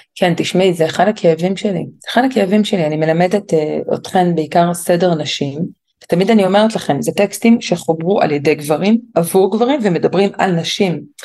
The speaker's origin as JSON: {"language": "Hebrew", "town": "Jerusalem", "region": "Jerusalem District", "country": "Israel", "tie": "born or raised there", "said": "גדלתי בירושלים, בקהילה מאוד שמרנית, דתית חרדית"}